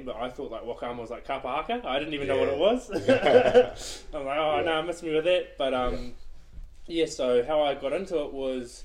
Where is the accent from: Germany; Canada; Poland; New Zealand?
New Zealand; Whangamata, Waikato; I'm from Whangamata, which is a little town on the east coast